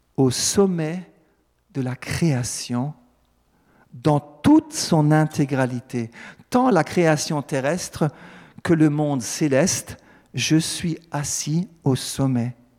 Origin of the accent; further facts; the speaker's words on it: Alsace, Grand Est, France; en tant que bon Alsacien